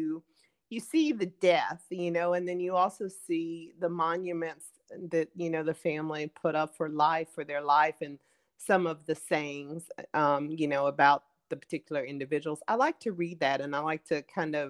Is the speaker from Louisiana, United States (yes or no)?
no; Pensacola, Florida, United States; where I'm from the Bible Belt in Pensacola, Florida